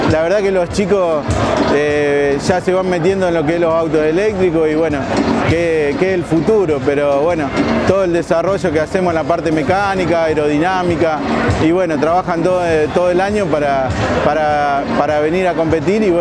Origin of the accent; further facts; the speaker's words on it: San Jorge, Santa Fe, Argentina; Nosotros somos de Santa Fe, de San Jorge, y bueno, representamos a toda la zona, orgulloso de haber ganado.